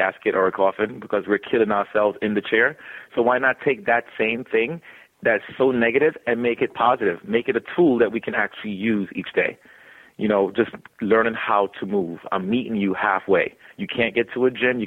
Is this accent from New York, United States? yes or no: yes; New York City, New York, United States; growing up in the Bronx